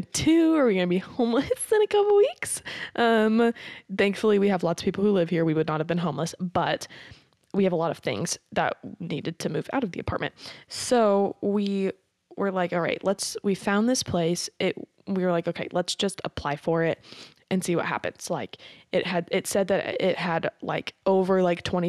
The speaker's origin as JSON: {"language": "English", "town": "Carthage", "region": "Missouri", "country": "United States", "tie": "born or raised there", "said": "I'm from Carthage. Like, I graduated from Carthage"}